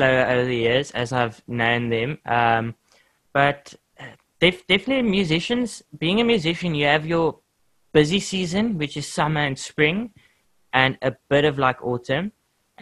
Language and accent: English; South Africa; that's the one thing of being South African